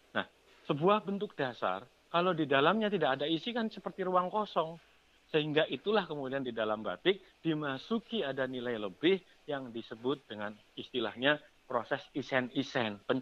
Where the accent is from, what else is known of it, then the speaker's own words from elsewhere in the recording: Jakarta, Indonesia; saya kebetulan besar di Jakarta.